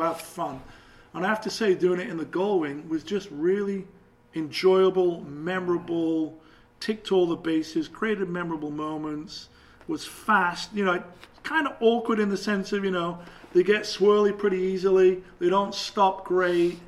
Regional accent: England, United Kingdom; being English

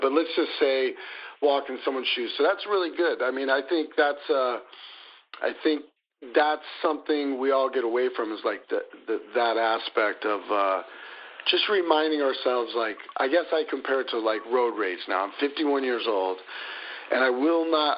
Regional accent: Des Moines, Iowa, United States; moved away; I'm born and raised in Des Moines, Iowa, Midwest boy

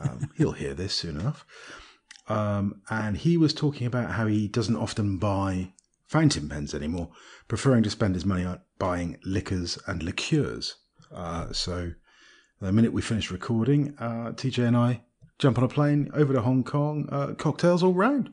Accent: Bristol, South West England, United Kingdom; I was born in Bristol

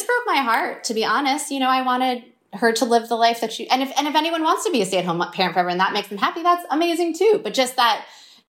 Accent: New York, United States; growing up in New York, living in New York

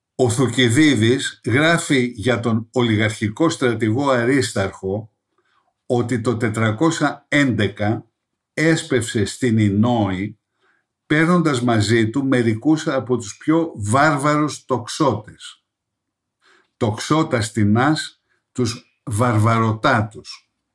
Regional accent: Greece; ως Έλληνες

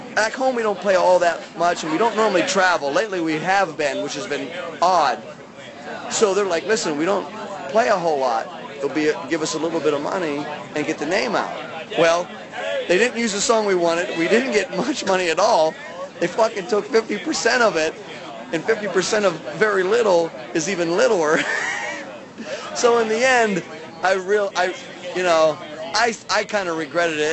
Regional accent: Pennsylvania, United States; also born or lived in Baltimore, Maryland / Charlotte, North Carolina; now in St. Petersburg, United States; I'm from north, way north of Pittsburgh, but I'm from Pennsylvania originally

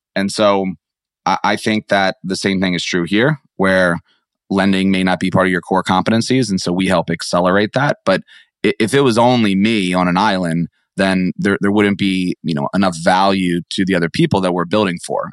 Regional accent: Maryland, United States; moved away as an adult; also born or lived in San Francisco / Atlanta; I grew up in Maryland.

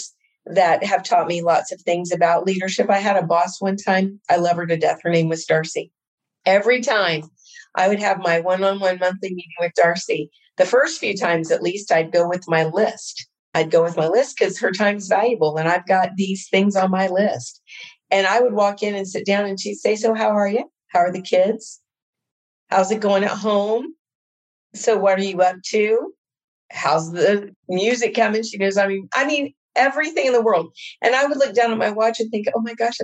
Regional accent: Indiana, United States; I'm from Indiana

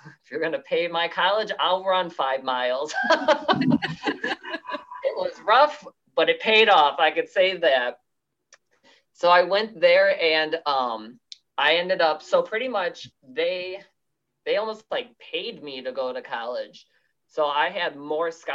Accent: Amboy, Illinois, United States; accent: Midwest; moved away as an adult; now in Wisconsin, United States; I'm actually originally from Amboy, Illinois, which is an even smaller town than what I live in now

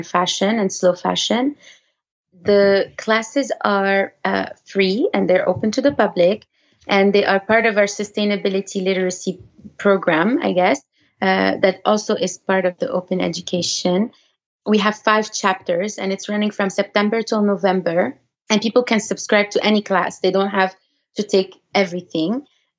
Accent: Canada; first language French; English is a second language; now in United States; we're Canadian

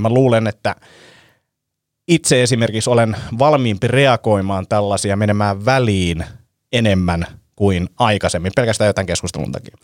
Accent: Helsinki, Uusimaa, Finland; me ollaan niin urpoja stadilaisia

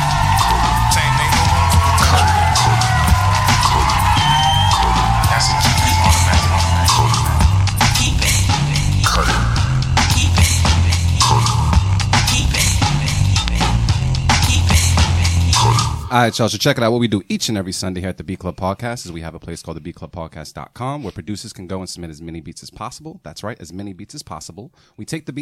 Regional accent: Boston, Massachusetts, United States

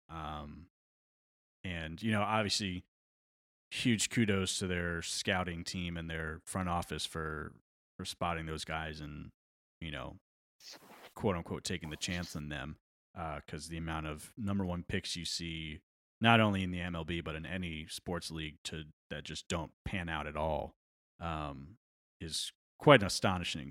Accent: New York, United States; born or raised there

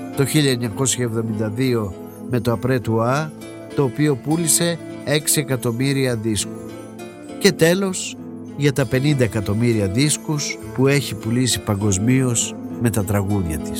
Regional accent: Greece; είμαι Έλληνας.

